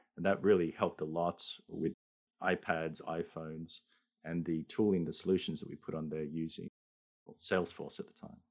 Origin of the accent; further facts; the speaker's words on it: Australia; now in Japan; I'm an Australian living in Japan